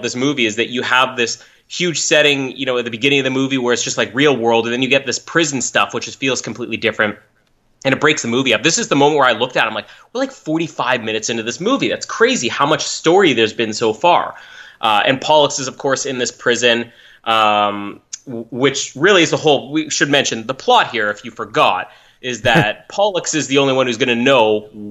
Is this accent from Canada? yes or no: yes; Winnipeg, Manitoba, Canada; born in my hometown, Winnipeg